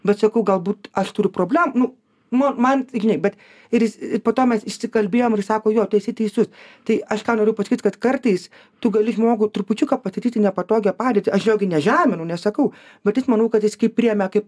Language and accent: Lithuanian; Lithuania; mes lietuviai esam žiauriai darbingi.